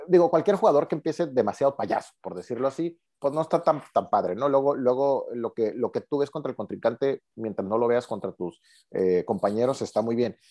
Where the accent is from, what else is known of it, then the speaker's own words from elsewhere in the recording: Mexico; como buenos mexicanos